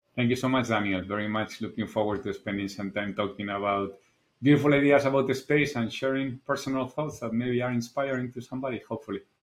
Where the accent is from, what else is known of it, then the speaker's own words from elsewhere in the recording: Spain; English is a second language; moved away as an adult; also born or lived in Japan; as you probably noticed from my accent, I'm originally from Spain